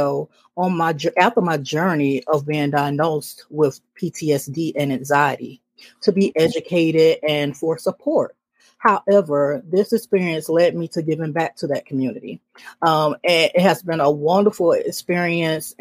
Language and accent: English; Decatur, Georgia, United States; I'm born and raised in Decatur, Georgia